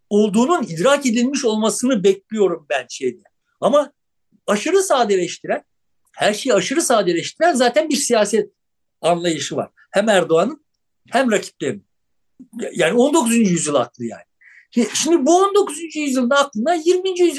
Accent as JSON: {"language": "Turkish", "country": "Turkey", "said": "Türküz, işte şöyle bir din anlayışımız var, babayız, aynı zamanda Beşiktaşlıyız"}